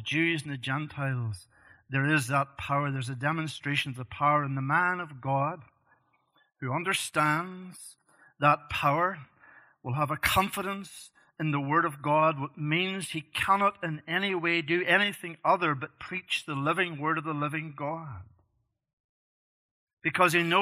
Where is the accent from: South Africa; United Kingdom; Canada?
United Kingdom; Northern Ireland; moved away; I grew up in Northern Ireland as a young man